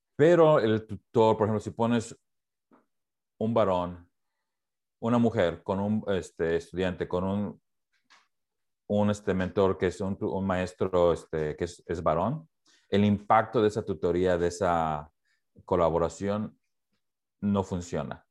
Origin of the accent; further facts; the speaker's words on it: Mexico; now in Portland, United States; crecí en México